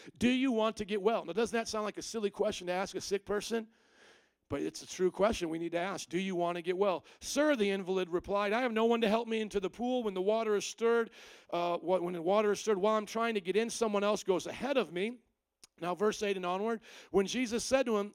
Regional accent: Indiana, United States; moved away as an adult; also born or lived in New Orleans; now in Chicago, United States; I'm not from here. I'm from Indiana. I spent 18 years in Indiana, 7 years in New Orleans, and now I've spent 13 years here

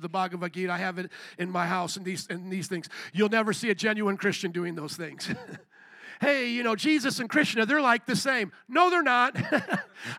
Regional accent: United States

